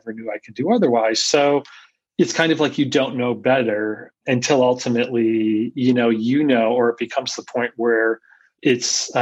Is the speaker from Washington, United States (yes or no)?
no; Scranton, Pennsylvania, United States; also born or lived in Philadelphia, Pennsylvania / New York City; now in Austin, United States; I grew up in Scranton, PA.